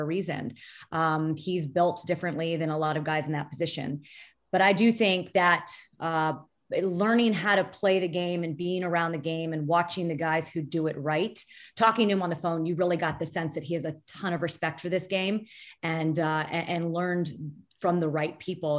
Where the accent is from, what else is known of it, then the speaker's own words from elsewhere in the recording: Florida, United States; I grew up in Florida